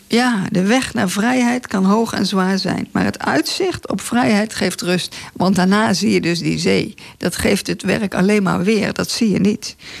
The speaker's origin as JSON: {"language": "Dutch", "town": "Breda", "region": "North Brabant", "country": "Netherlands", "said": "Ik kom uit Breda, wij hebben daar geen water."}